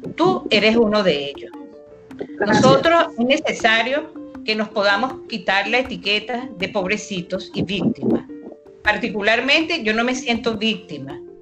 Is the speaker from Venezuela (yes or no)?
yes; Venezuela; moved away as an adult; now in Brazil; Tengo identidad venezolana. Soy venezolana, me gusta Venezuela